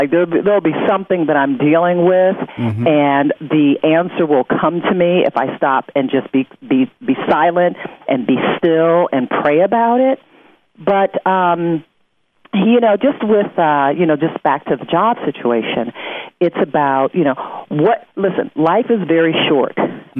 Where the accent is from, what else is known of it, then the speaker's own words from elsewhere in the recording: Detroit, Michigan, United States; it was in my hometown of Detroit